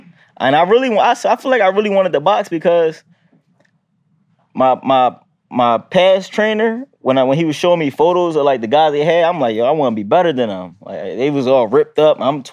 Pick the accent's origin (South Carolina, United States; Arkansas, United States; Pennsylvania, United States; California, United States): Pennsylvania, United States; Philadelphia; Growing up in Philly, you know, got every hood has its ups and downs.